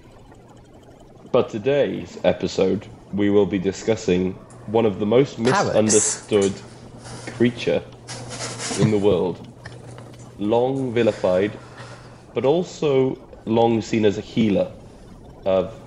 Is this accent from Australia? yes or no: no; Wales, United Kingdom; I'm Welsh